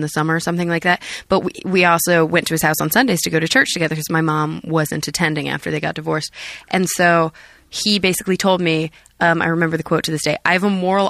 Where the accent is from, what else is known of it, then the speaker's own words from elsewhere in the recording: Texas, United States; I'm from Texas